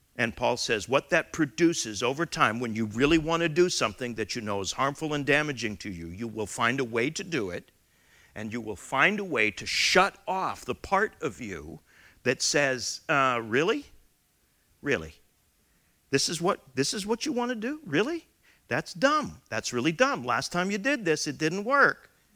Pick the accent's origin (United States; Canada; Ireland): Canada; as a Canadian member of the Commonwealth